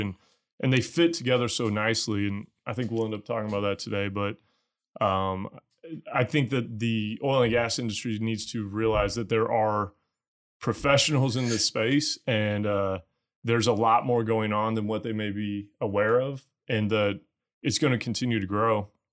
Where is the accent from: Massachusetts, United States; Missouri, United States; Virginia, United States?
Missouri, United States; moved away as an adult; also born or lived in Texas; I'm from Missouri originally